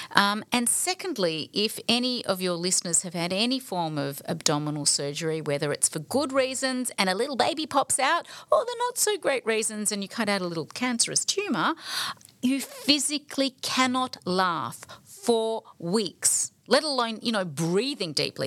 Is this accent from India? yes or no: no; Balwyn, Victoria, Australia; the Baldwin, um, upbringing that, that I was growing up